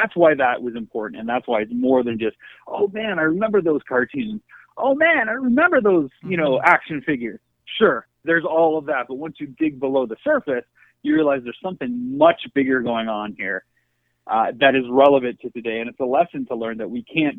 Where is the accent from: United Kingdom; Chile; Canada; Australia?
Canada; also born or lived in United States; being a Canadian, growing up as an outsider by default